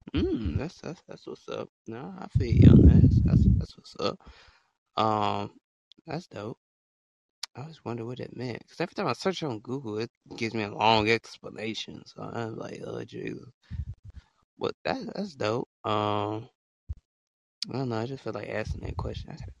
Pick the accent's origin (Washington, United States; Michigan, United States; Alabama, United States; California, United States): Alabama, United States; I'm from small state called you know, small state called Alabama